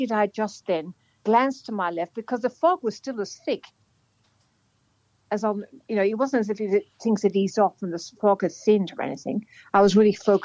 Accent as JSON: {"language": "English", "country": "Ireland", "moved": "yes", "lives_now": "Australia", "said": "I'm Irish"}